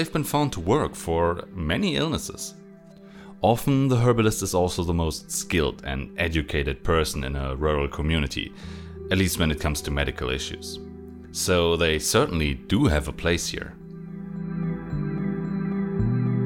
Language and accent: English; Germany; I'm a pharmacist from Germany